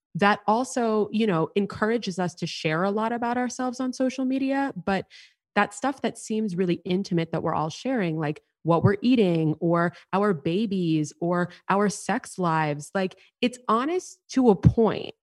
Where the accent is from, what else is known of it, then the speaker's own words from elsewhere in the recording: New York City, New York, United States; growing up in New York City, I was in high school